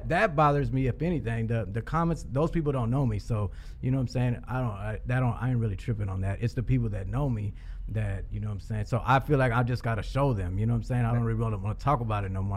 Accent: Houston, Texas, United States; I'm a rapper from Houston, and I started rapping when I was a kid in school

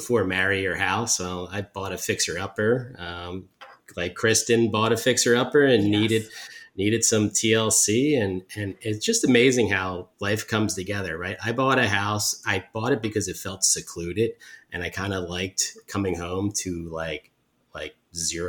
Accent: Huntingdon Valley, Pennsylvania, United States; moved away as an adult; also born or lived in Conshohocken / South Philadelphia / Chestnut Hill / Mount Airy; now in Philadelphia, United States; I grew up in Huntington Valley and, was there through college

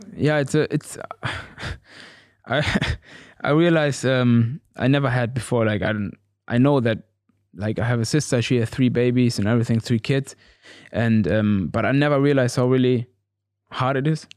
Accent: Gütersloh, North Rhine-Westphalia, Germany; English is a second language; moved away as an adult; also born or lived in Cuba; now in Norwich, United Kingdom; I'm from Gütersloh.

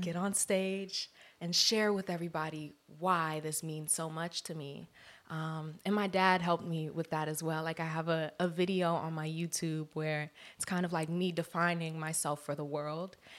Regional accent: Columbia, Maryland, United States; now in Los Angeles, United States; I am from Columbia, Maryland, East Coast, D M V area

